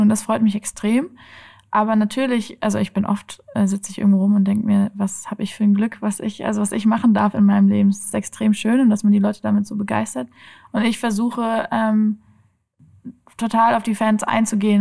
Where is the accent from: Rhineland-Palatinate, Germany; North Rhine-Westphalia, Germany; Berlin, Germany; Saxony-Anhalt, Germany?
Rhineland-Palatinate, Germany; Oppenheim; also born or lived in Kiel; now in Frankfurt, Germany; Ich bin in Oppenheim aufgewachsen